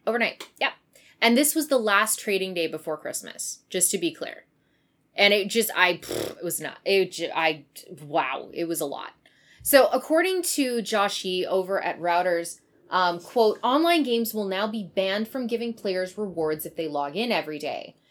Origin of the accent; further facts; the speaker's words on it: Kamloops, British Columbia, Canada; moved away; the one in Kamloops, so in my hometown